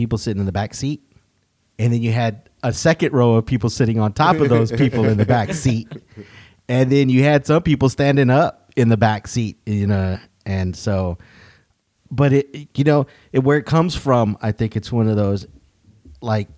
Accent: Wharton, Texas, United States; also born or lived in Houston area, Texas; now in Houston, United States; originally I was born in Wharton, Texas

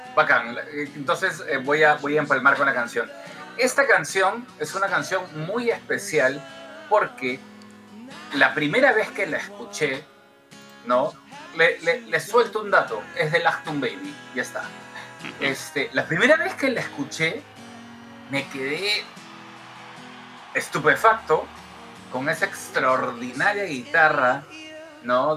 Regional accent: Peru; somos peruanos

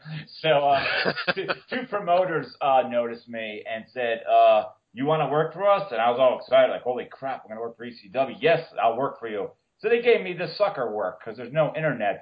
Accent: Carbondale, Pennsylvania, United States; moved away as an adult; I lived up to Carbondale till I was 23 years old

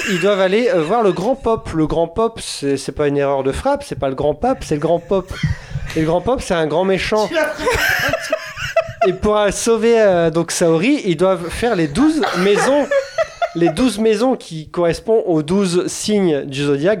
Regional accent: France; je suis français

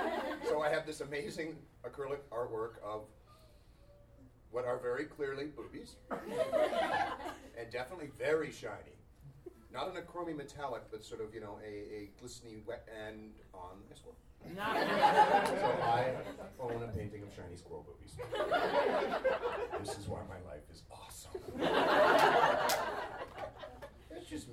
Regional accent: Queensland, Australia; moved away; Well, I'm from the land where everything's a question. I'm from Queensland.

